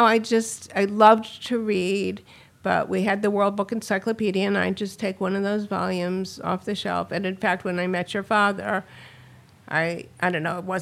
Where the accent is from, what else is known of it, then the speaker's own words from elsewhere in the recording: Washington, District of Columbia, United States; moved away; also born or lived in Silver Spring, Maryland; Born in Washington, D.C., a native